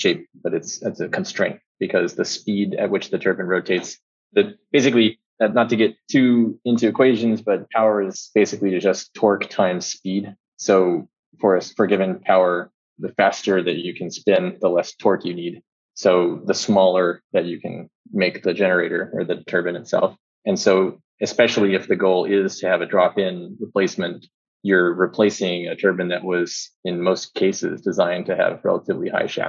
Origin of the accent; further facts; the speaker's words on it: rural Texas, United States; I grew up in Texas, in rural Texas. I spent every spare moment I had playing in the creek.